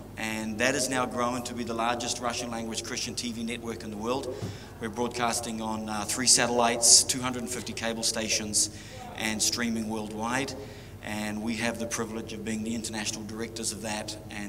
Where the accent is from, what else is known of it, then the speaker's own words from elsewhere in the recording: Waipawa, Hawke's Bay, New Zealand; moved away as an adult; also born or lived in Dannevirke / New Plymouth / California; I was born in Waipawa, so why not just come back home?